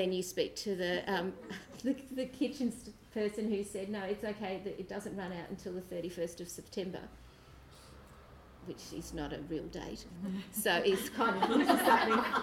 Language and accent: English; Australia; we're Australian, we're used to big spaces, we walk